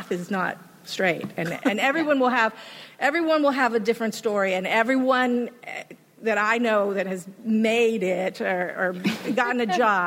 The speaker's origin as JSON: {"language": "English", "region": "Hawaii", "country": "United States", "also_born_or_lived": "Los Angeles", "moved": "as an adult", "said": "I'm originally from Hawaii"}